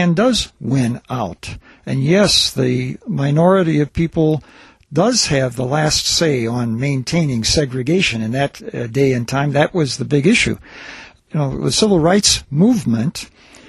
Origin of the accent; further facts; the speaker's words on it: Selma, Alabama, United States; having done some of my growing up in Selma, Alabama